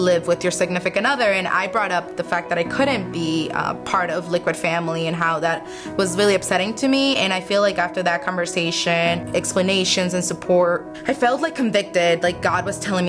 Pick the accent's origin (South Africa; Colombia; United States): Colombia; moved away; I am from Colombia